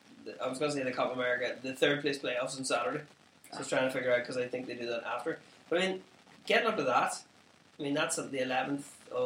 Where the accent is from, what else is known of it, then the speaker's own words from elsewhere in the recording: Ireland; There is obviously being Irish.